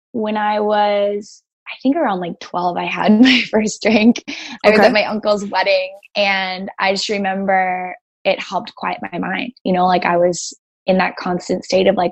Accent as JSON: {"language": "English", "town": "Greenwich", "region": "Connecticut", "country": "United States", "tie": "born or raised there", "said": "I grew up on the East Coast in Greenwich, Connecticut"}